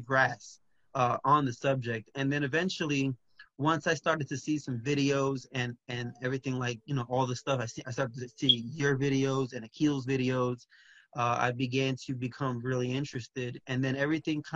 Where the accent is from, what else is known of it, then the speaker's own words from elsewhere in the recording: New Jersey, United States; now in Orlando, United States; I originally grew up in New Jersey